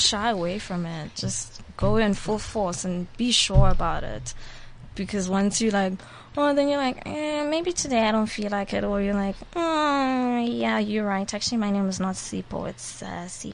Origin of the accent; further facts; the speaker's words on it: Eastern Cape, South Africa; now in Johannesburg, South Africa; I was from the Eastern Cape, so I grew up in the Eastern Cape with Xhosas